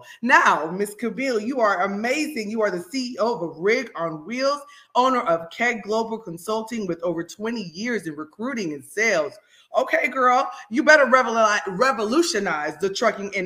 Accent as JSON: {"language": "English", "country": "Jamaica", "said": "I'm Jamaican, so anything to give a reason to speak a little patois"}